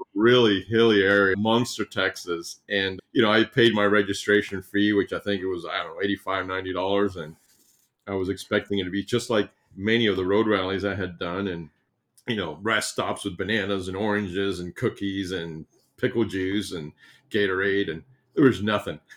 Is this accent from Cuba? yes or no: yes; Cuba; moved away; I'm from Cuba